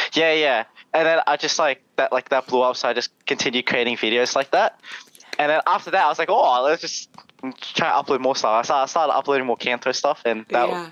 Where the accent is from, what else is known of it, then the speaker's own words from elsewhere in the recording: Melbourne, Victoria, Australia; I grew up in uh, Melbourne because everyone thinks I'm from Sydney in Australia. Well, I'm from Melbourne.